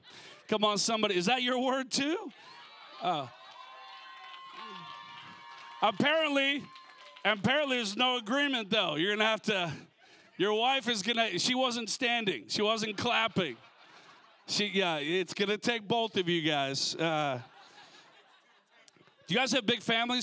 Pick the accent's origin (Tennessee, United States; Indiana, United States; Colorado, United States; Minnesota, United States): Minnesota, United States; now in California, United States; I grew up in Minnesota originally, you know, so I understand the cold